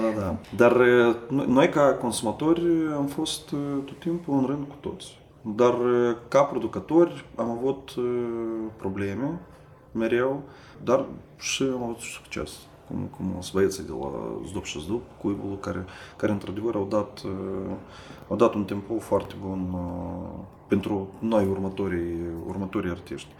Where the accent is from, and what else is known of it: Moldova; moved away as an adult; now in Sibiu, Romania